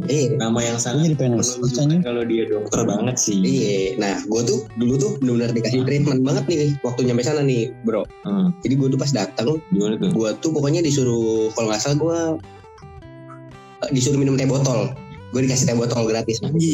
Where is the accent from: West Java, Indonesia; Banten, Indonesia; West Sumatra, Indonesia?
West Java, Indonesia; Cirebon; gue masih di Cirebon kan kampung halaman gue ini